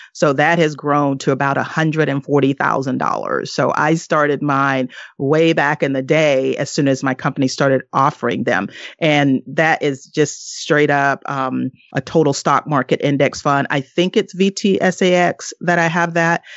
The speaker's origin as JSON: {"language": "English", "region": "the South", "country": "United States", "also_born_or_lived": "northeastern US", "moved": "yes", "said": "I am originally from the South, and now I live in, uh, the, uh, northeast part of the U S"}